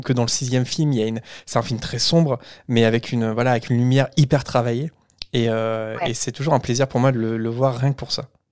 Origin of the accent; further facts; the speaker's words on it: France; en tant que Français